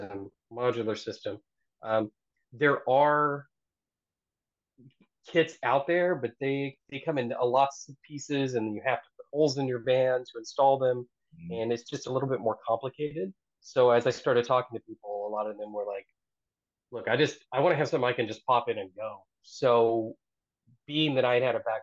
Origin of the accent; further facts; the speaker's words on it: Oklahoma, United States; now in Philadelphia, United States; I actually grew up on the plains of Oklahoma